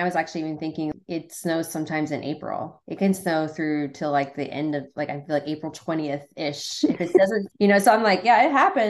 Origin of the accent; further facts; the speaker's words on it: Muncie, Indiana, United States; also born or lived in North Carolina; I grew up in Muncie. I'm from Muncie.